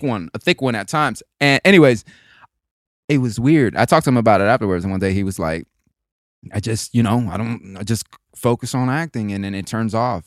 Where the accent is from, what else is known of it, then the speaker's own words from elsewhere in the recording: Florida, United States; moved away as an adult; my Spanish had a, had a twang from all the people that I was raised with in Florida